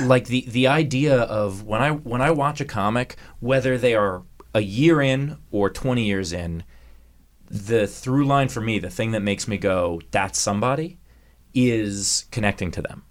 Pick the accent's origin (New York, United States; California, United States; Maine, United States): New York, United States; I grew up in New York also